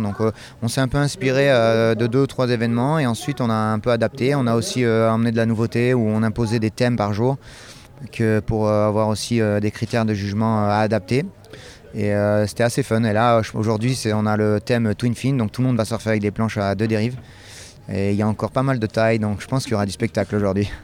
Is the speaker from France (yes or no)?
yes; France; ici, euh, chez nous en France